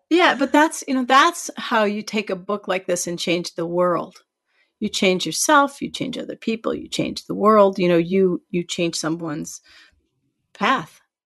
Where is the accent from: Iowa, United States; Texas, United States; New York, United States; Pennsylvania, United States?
Iowa, United States; I'm from Iowa too